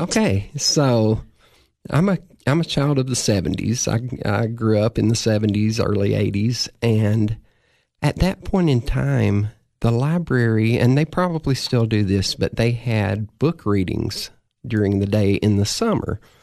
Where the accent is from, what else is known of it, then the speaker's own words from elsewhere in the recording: Cookeville, Tennessee, United States; I am a Cookville native. I've been here most of my life, moved away several times, and always end up back here. This is my hometown.